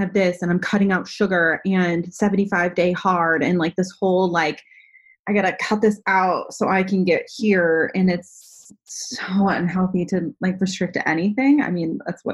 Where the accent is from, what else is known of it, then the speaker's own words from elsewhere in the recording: Northeast, United States; I grew up in the Northeast